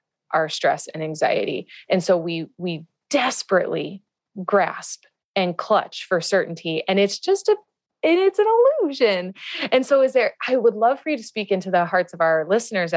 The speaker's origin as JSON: {"language": "English", "region": "Midwest", "country": "United States", "tie": "born or raised there", "moved": "yes", "lives_now": "California, United States", "said": "I grew up in the Midwest"}